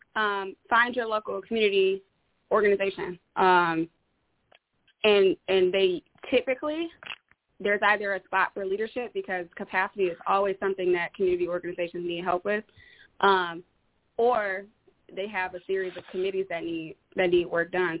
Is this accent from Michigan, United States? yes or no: yes; Detroit, Michigan, United States; now in Bellevue, PA, United States; I, I'm originally from Detroit.